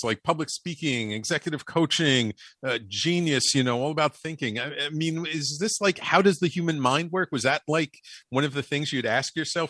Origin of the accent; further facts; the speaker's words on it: New York City, New York, United States; also born or lived in Jersey City, New Jersey; But I'm a Bronx boy, and I'm a native New Yorker.